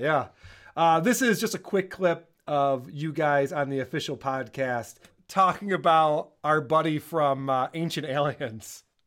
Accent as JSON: {"language": "English", "town": "Rochester", "region": "New York", "country": "United States", "tie": "born or raised there", "said": "Rochester, which is my hometown"}